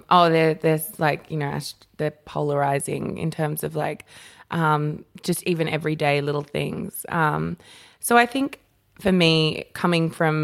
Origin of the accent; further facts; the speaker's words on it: Papua New Guinea; growing up in New Guinea, like your body isn't a sexual, you know, a crazy sexual thing.